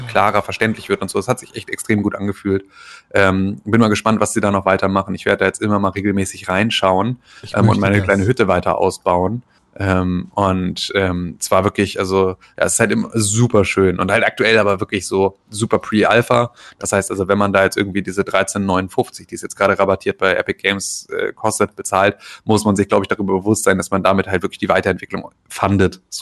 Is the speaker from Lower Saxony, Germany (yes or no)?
yes; Gifhorn, Lower Saxony, Germany; hatten wir in, in Gifhorn, in, in meiner Heimatstadt, gab es Döpke.